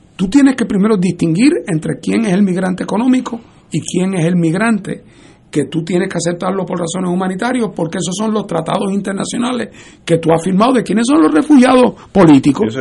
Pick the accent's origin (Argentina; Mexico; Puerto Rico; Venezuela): Puerto Rico; nosotros los puertorriqueños